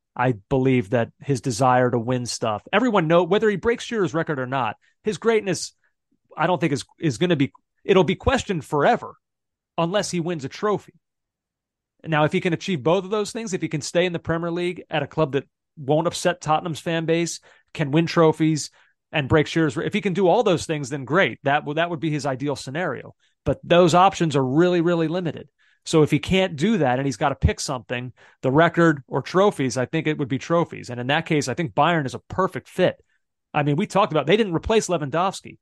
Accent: Philadelphia, Pennsylvania, United States; I'm from Philadelphia.

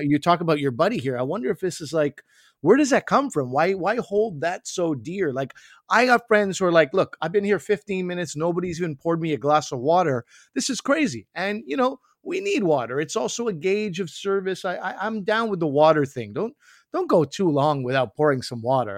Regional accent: Quebec, Canada; I come from Quebec. I come from French Canada.

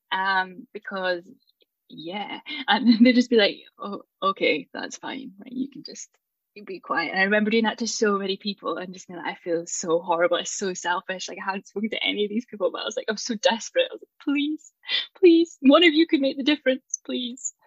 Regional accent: Aberdeen, Scotland, United Kingdom; moved away as an adult; now in Edinburgh, United Kingdom; I'm from Aberdeen

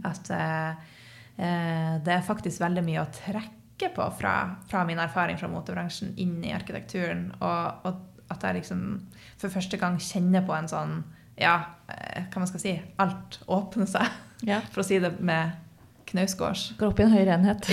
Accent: Northern Norway, Norway; en ekte nordlending

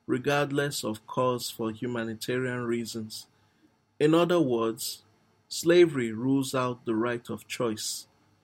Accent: Nigeria; I'm actually a Nigerian

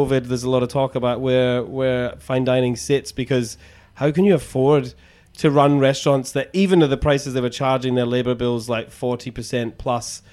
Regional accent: Scotland, United Kingdom; moved away as an adult; also born or lived in Edinburgh, Scotland; now in Sydney, Australia; I'm from Scotland, obviously originally, but I'm not from Edinburgh. But I lived in Edinburgh for 10 years

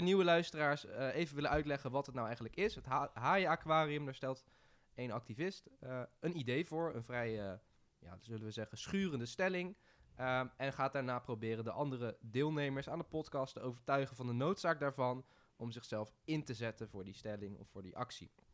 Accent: Rotterdam, South Holland, Netherlands; ik kom uit Rotterdam

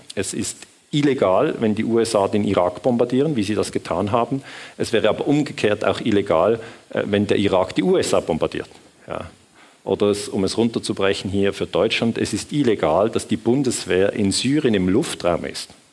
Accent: Switzerland; accent: Swiss; ich bin Schweizer, das hört man vermutlich am Akzent

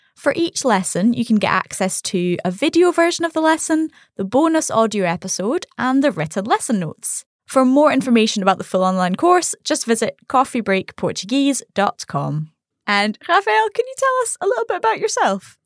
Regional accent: Scotland, United Kingdom; I'm from Scotland.

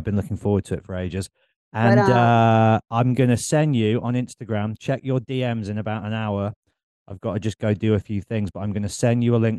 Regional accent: Birmingham, West Midlands, United Kingdom; now in Bristol, United Kingdom; I'm in Bristol, but I'm kind of here, there, and everywhere. I'm from Birmingham, go to London all the time.

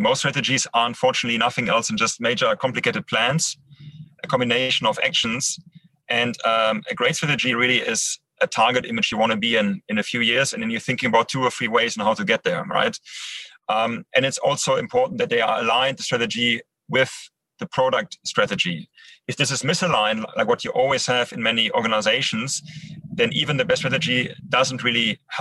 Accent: Düsseldorf, North Rhine-Westphalia, Germany; English is a second language; also born or lived in Netherlands; now in Düsseldorf, Germany; Düsseldorf, my hometown

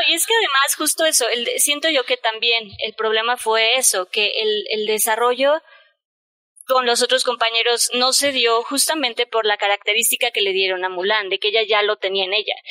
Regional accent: Mexico; en México, la verdad, somos muy malinchistas

